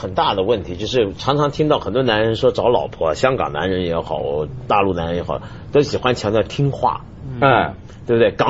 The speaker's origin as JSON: {"language": "Chinese", "region": "Guangdong", "country": "China", "said": "我我们广东人内部矛盾"}